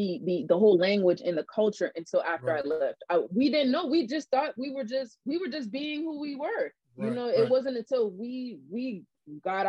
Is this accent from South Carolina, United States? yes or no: yes; Charleston, South Carolina, United States; accent: Geechee; moved away as an adult; also born or lived in Florence, South Carolina; I'm from Charleston